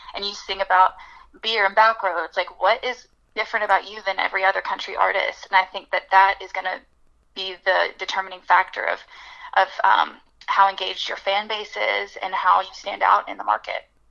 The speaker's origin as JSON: {"language": "English", "town": "Birmingham", "region": "Alabama", "country": "United States", "tie": "born or raised there", "moved": "as an adult", "lives_now": "Nashville, United States", "said": "my hometown, Birmingham, Alabama"}